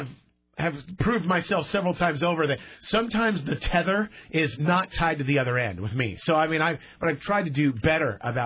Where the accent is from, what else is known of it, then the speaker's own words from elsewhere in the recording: Eastern Oregon, United States; I am from Eastern Oregon